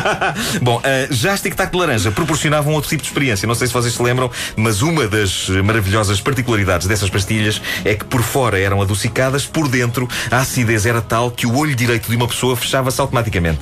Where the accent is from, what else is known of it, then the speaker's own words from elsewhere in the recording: Portugal; Eu, como português